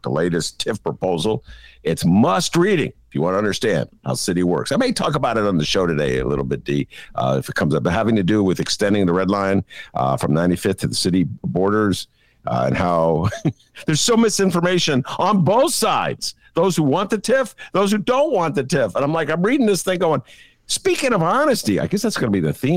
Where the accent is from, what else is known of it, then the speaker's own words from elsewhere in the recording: Chicago, Illinois, United States; I'm a Chicagoan